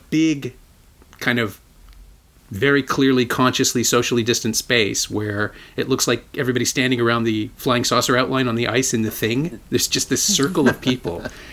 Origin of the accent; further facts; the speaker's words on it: Toronto, Ontario, Canada; I grew up here